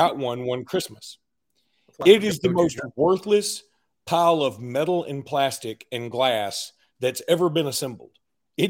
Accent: Alexander City, Alabama, United States; Ellic City, Alabama, my hometown

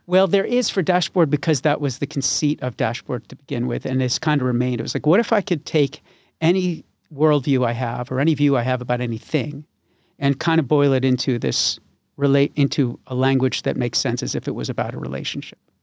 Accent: West Hartford, Connecticut, United States; also born or lived in Glastonbury; now in Nashville, United States; I was born in Hartford and I grew up in West Hartford and Glastonbury

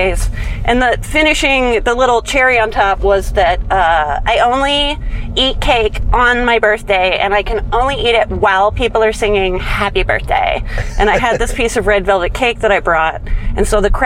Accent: Napa, California, United States; I am from Napa, a neighboring city to Petaluma

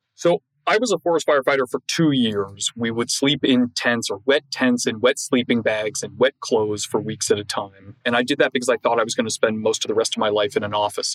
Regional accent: Toronto, Ontario, Canada; I grew up in Toronto, in a business community.

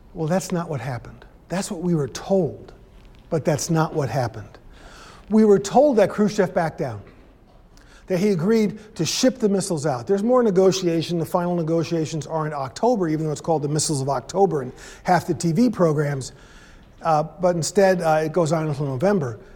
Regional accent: New York City, New York, United States; growing up in New York City

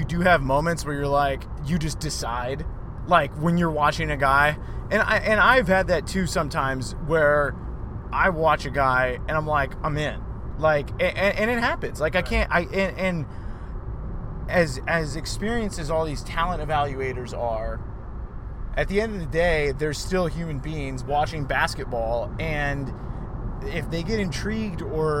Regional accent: Las Vegas, Nevada, United States; Yeah, like I'm from Vegas, and like I got out.

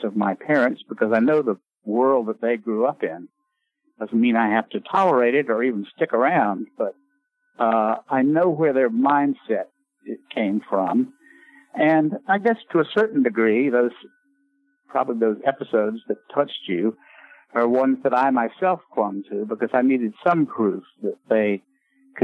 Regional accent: Raleigh, North Carolina, United States; moved away; my signing in Raleigh, in my hometown

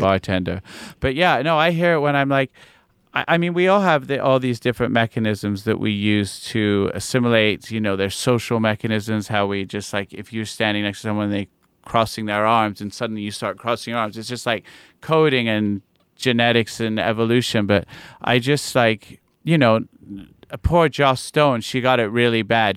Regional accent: New York, United States; also born or lived in London; I was born in London, uh, my parents are English, and then I moved to New York when I was eight. And I was pretty much, I, I consider myself a New Yorker

